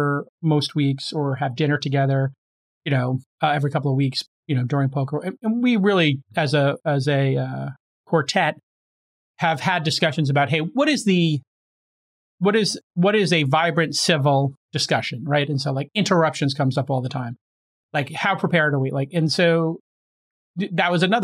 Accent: New York City, New York, United States; I grew up in Brooklyn where we break

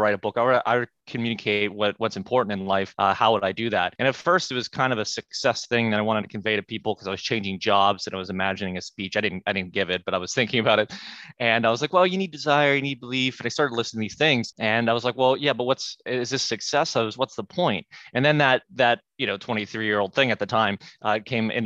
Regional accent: Pittsburgh, Pennsylvania, United States; I'm from Pittsburgh

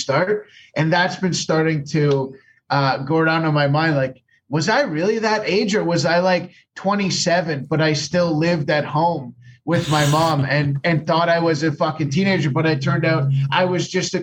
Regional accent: Canada; As a Canadian touring comedian

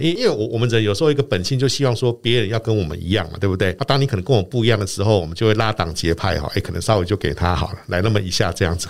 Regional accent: Yilan, Yilan County, Taiwan; moved away; also born or lived in Taipei; 我是在宜兰长大，那我们那时候宜兰到台北念书

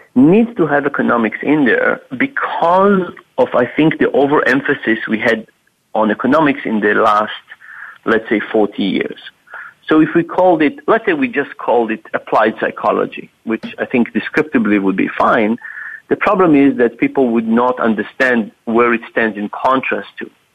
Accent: Israel; moved away; I'm originally from Israel, from the Middle East

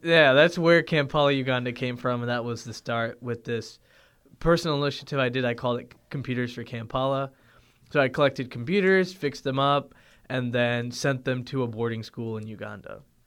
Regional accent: Toronto, Ontario, Canada; moved away; also born or lived in Findlay, Ohio; growing up in Toronto, Ontario

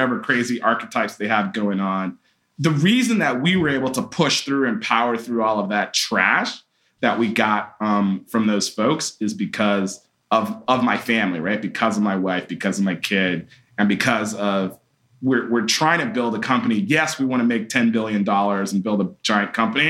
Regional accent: Atlanta, Georgia, United States; growing up in Atlanta

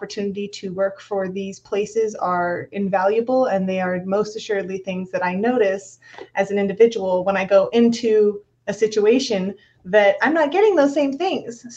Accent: Vista, California, United States; I hail from Vista, California. I was fortunate enough to have been brought up in the North County, San Diego suburban lifestyle.

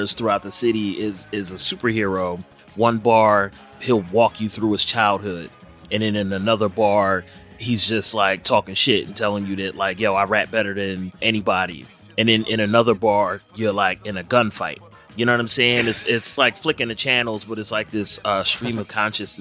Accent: Philadelphia, Pennsylvania, United States; my hometown, Philadelphia

